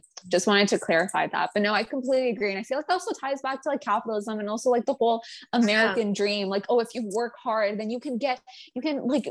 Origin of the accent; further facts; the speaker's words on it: Canada; being Canadian